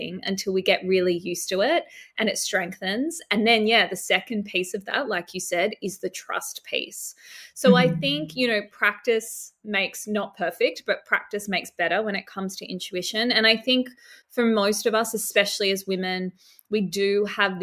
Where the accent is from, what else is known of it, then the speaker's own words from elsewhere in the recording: Sydney, New South Wales, Australia; moved away as an adult; now in Byron Bay, Australia; I grew up in Sydney and work always took me back to Sydney